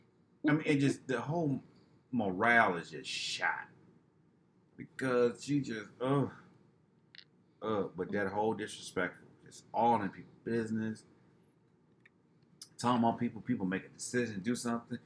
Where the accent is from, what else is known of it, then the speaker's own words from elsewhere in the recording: Detroit, Michigan, United States; we're both from Detroit